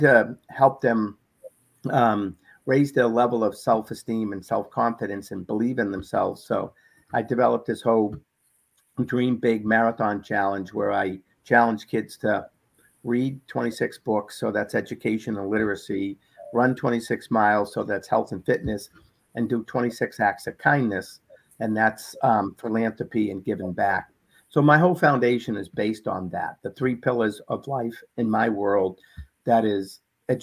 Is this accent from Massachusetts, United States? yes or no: yes; Boston, Massachusetts, United States; when I was a young boy growing up in Boston